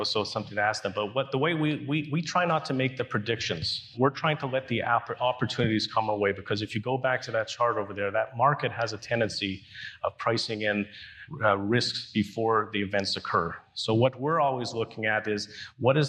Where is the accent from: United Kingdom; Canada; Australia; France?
Canada; being a Canadian